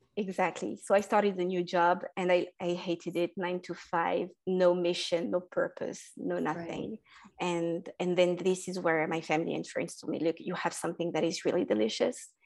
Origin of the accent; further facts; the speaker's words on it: France; also born or lived in North Africa; I was born and raised in France